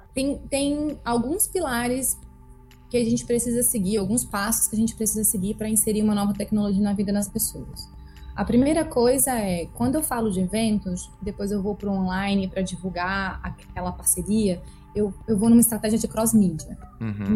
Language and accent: Portuguese; Brasília, Federal District, Brazil; eu nasci em Brasília e eu gosto de frisar que eu nasci, na verdade, em Taguatinga, que é uma cidade próxima né, ao centro da cidade